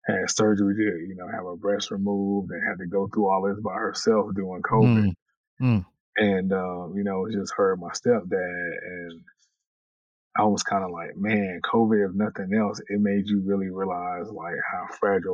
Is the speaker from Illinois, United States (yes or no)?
no; Winston-Salem, North Carolina, United States; also born or lived in Warrenton, North Carolina; my hometown in Winston-Salem